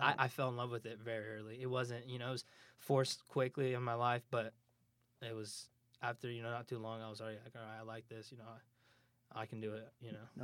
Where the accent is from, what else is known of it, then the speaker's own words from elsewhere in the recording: Moore, Oklahoma, United States; moved away as an adult; also born or lived in Hinton, Oklahoma; now in Kansas, United States; I lived in Moore for a while. Uh, it's, it's a bigger town. a little bit bigger than where I'm from